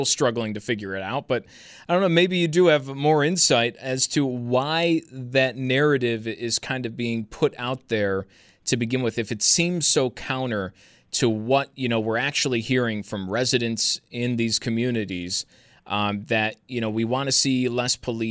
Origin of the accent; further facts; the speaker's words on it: Amherst, New York, United States; I grew up in Looney Acres most of my life, and that's that part of Amherst